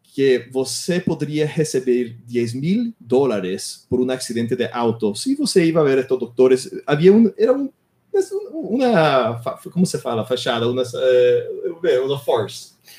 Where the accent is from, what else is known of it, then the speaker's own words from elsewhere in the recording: Miami, Florida, United States; Portuguese is a second language; moved away as an adult; now in Brazil; eu nasci em Miami, Flórida. Eu cresci nos Estados Unidos